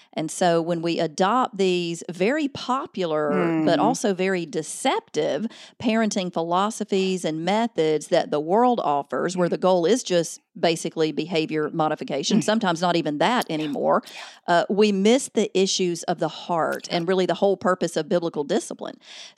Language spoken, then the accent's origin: English; Alabama, United States; Yes, I am in Alabama. I was born and raised in Alabama, so you can't hide that Southern.